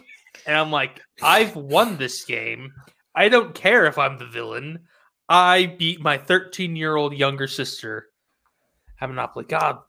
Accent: Jacksonville, North Carolina, United States; you want to go visit where I was born in Jacksonville, North Carolina?

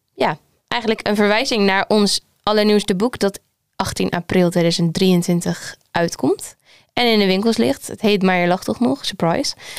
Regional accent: Groningen, Netherlands; voor de rest kom ik uit Groningen

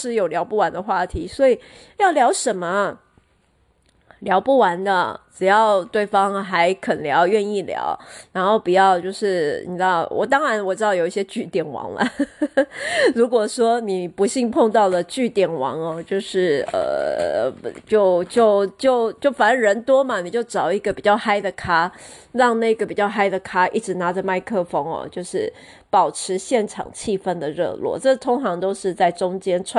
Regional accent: Taiwan; 诶，我们台湾人是世界上就是说呃最厉害聊吃最厉害的民族。

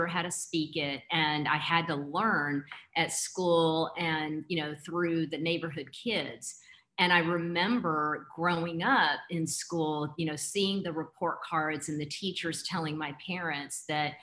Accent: Houston, Texas, United States; accent: Texas; moved away as an adult; also born or lived in San Diego, United States; growing up in Houston, my parents spoke to me in Spanish, from my mom from Costa Rica.

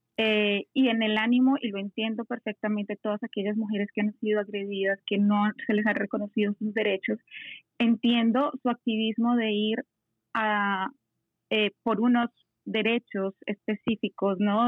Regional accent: Colombia; yo soy eh, colombiana

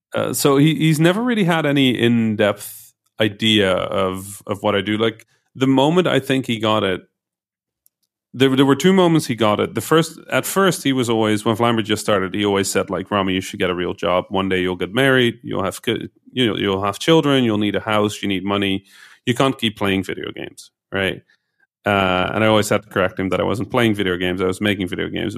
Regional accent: Netherlands; was born in a, um, in one of those towns in the Netherlands that has never figured out whether they're a town of a city.

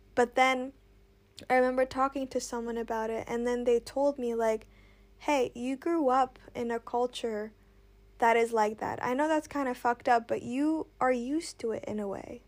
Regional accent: Indonesia; I grew up in Indonesia

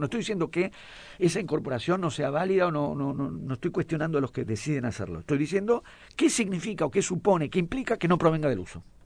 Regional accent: Buenos Aires, Argentina; yo soy porteño

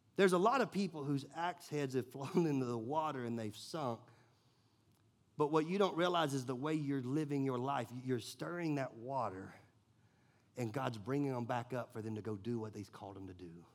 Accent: Nashville, Tennessee, United States; I grew up in Nashville.

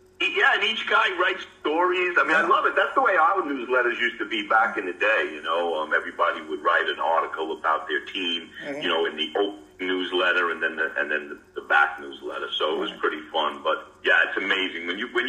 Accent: Delaware, United States; I'm from Delaware.

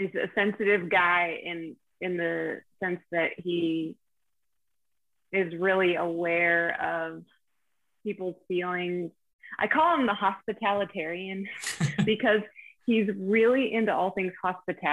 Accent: Pennsylvania, United States; I'm from Pennsylvania

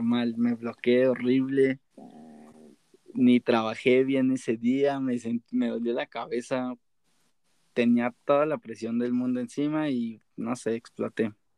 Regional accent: Mexico City, Mexico; nosotros somos de la Ciudad de México.

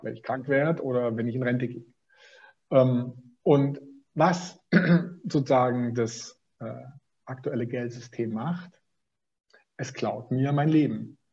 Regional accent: Swabia, Germany; ich bin Schwabe

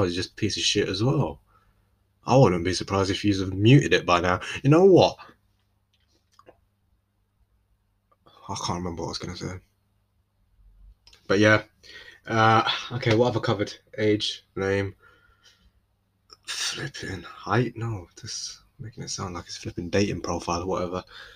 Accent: London, United Kingdom; moved away; I'm from London. Not anymore, though. No, but I am technically. I just don't live there anymore

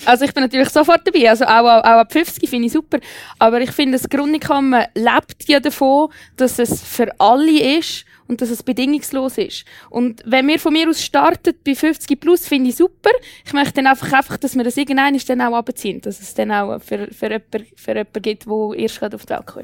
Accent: Switzerland; bei uns in der Schweiz

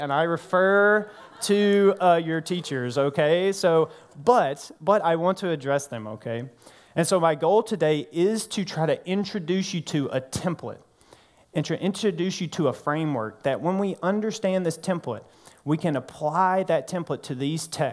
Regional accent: North Mississippi, United States; now in New Orleans, United States; I'm from North Mississippi

